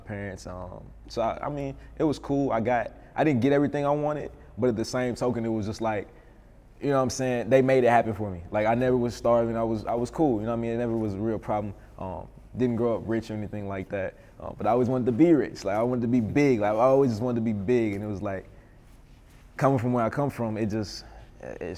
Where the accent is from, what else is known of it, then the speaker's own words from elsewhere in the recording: Little Rock, Arkansas, United States; moved away as an adult; now in Atlanta, United States; growing up in Little Rock, it was, you know, different